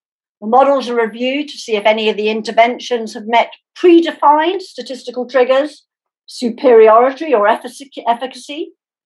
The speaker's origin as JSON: {"language": "English", "country": "United Kingdom", "said": "I can feel as a Brit, although I'm sad to have Brexited"}